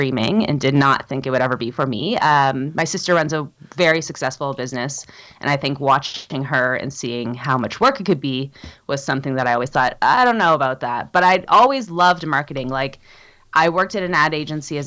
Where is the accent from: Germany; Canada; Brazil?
Canada; Toronto, Ontario; moved away as an adult; now in Whitehorse, Canada; I grew up in Toronto and I spent my whole life there.